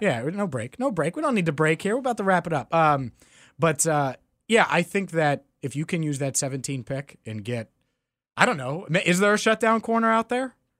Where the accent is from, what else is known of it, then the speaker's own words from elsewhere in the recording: Cincinnati, Ohio, United States; I'm from Cincinnati